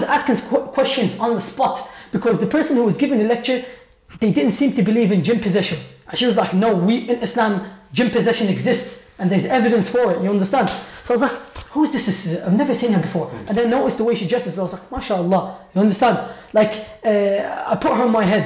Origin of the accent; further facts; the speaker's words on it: Iraq; moved away; I'm from Iraq originally